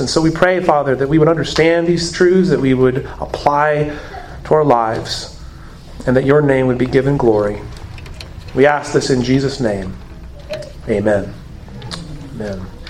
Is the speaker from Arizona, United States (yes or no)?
yes; Arizona, United States; moved away; I come from Arizona. And it has been noted that I have a peculiar way of pronouncing certain words.